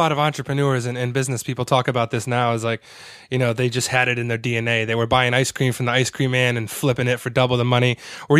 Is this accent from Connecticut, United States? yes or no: yes; Connecticut, United States; So I used to actually, being from Connecticut, we used to go up there a lot when I was a kid.